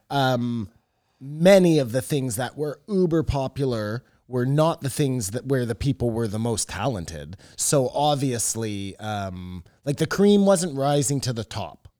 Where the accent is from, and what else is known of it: Canada